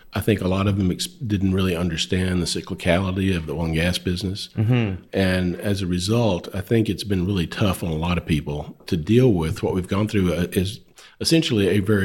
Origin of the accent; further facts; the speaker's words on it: Nocona, Texas, United States; I grew up in North Texas.